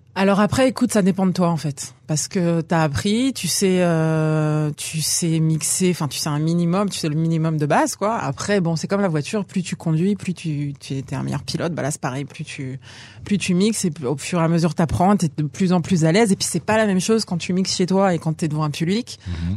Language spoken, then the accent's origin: French; France; moved away as an adult; now in Israel; je suis né en France, j'ai grandi en France, je suis arrivée à 22 ans